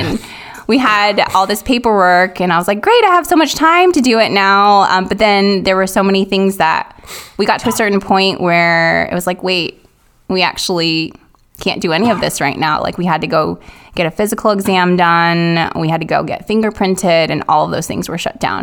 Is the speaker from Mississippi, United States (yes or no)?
no; Silicon Valley, California, United States; moved away as an adult; growing up in Silicon Valley